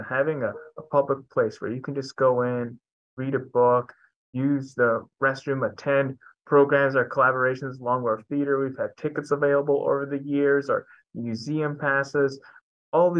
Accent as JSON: {"language": "English", "town": "New Haven", "region": "Connecticut", "country": "United States", "tie": "born or raised there", "said": "I'm a New Haven native. So I was born and raised in New Haven"}